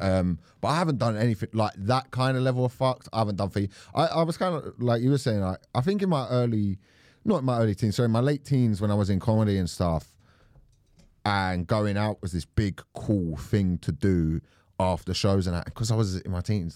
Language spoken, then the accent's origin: English; Croydon, London, United Kingdom; I'm from South London